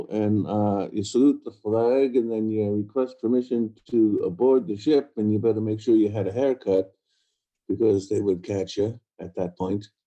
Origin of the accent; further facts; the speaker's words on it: New York City, New York, United States; moved away as an adult; also born or lived in Ireland (ancestry); now in Scotland, United Kingdom; I come from Staten Island, New York.